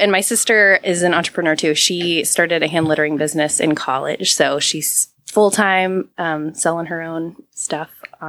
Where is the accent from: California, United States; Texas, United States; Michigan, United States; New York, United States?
Texas, United States; San Antonio; moved away; I don't know as a kid that you really appreciate where you come from until you go back. And so as an adult, I've gone back to San Antonio.